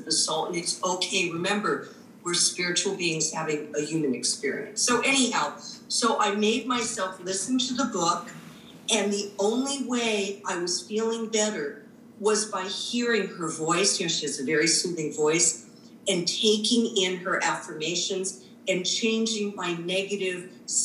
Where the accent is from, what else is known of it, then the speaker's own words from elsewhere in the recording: Los Angeles, California, United States; moved away; also born or lived in New York; I grew up in California, in Los Angeles